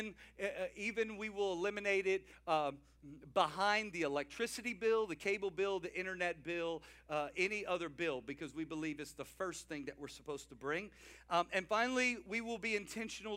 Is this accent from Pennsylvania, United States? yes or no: no; South Louisiana, United States; I'm from South Louisiana.